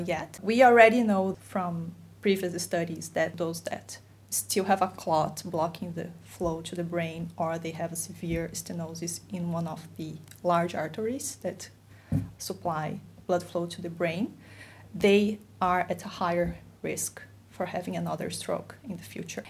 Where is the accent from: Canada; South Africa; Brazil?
Brazil; moved away; I'm from Brazil